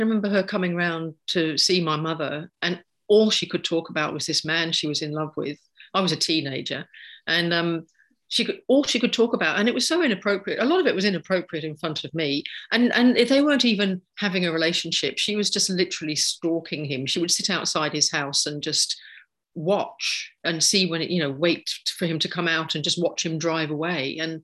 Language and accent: English; London, United Kingdom; moved away as an adult; now in Sydney, Australia; I've lived here for 30 years now, but I come from London originally